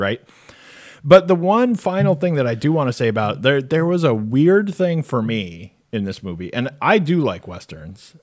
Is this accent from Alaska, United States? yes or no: no; Arizona, United States; I grew up in Arizona